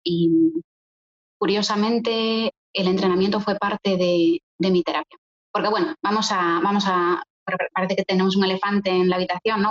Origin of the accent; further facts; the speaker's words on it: Galicia, Spain; moved away as an adult; now in Poland; Yo soy gallega, tengo 30 años, llevo 10 viviendo en Polonia